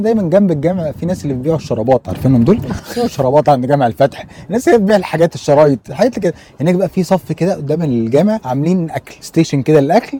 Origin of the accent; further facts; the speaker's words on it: Egypt; واحنا كناس مصريين